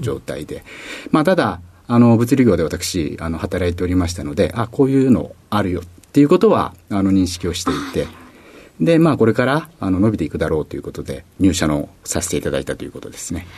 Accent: Tokyo, Japan; 東京になります

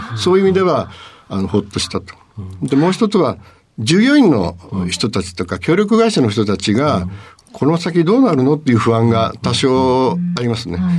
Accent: Imabari, Ehime, Japan; moved away as an adult; also born or lived in Shizuoka; 愛媛県の今治市の外れです

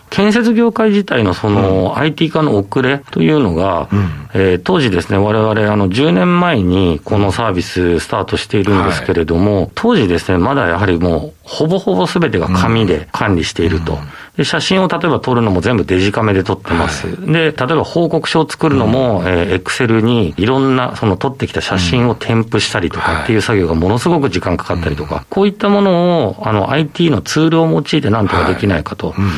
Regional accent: Hokkaido, Japan; 北海道出身

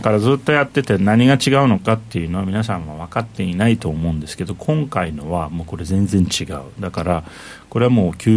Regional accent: Turkey; now in Japan; トルコ出身なんで、まあ、いわゆる中東出身

